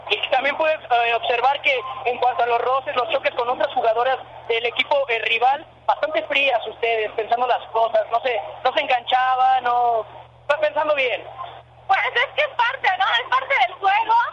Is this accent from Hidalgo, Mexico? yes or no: yes; Pachuca, Hidalgo, Mexico; la, mayoría de nosotros somos de Pachuca